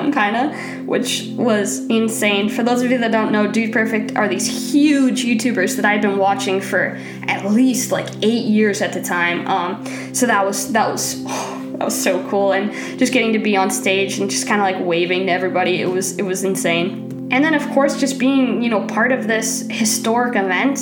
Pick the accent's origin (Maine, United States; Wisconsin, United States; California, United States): Maine, United States; I'm from Maine